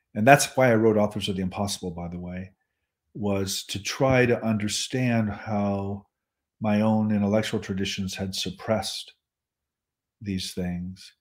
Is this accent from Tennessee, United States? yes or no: no; Nebraska, United States; I'm from Nebraska